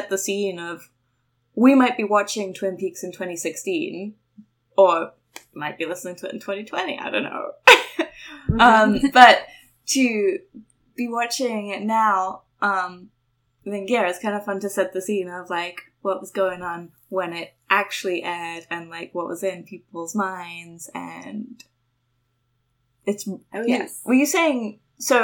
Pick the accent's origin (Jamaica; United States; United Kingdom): United Kingdom; England; I'm English